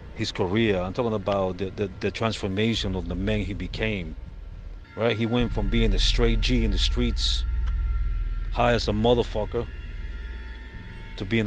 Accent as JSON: {"language": "English", "country": "El Salvador", "tie": "born or raised there", "moved": "yes", "said": "I grew up in El Salvador, went through the Civil War"}